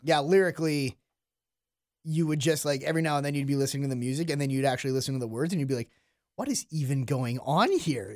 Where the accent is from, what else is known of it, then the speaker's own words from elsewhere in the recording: Canada; as a Canadian